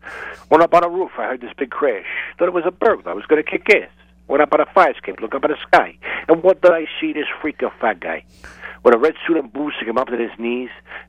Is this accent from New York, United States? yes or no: yes; Long Island, New York, United States; also born or lived in Brooklyn, New York; I was born in Brooklyn and raised on Long Island.